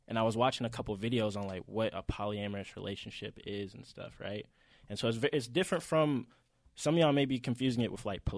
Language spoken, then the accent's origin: English; Atlanta, Georgia, United States; If you can't tell, we're obviously from Atlanta, all three of us.